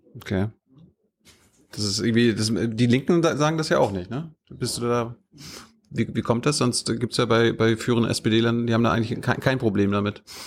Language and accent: German; Malchin, Mecklenburg-Vorpommern, Germany; Wir sind in meiner Heimatstadt.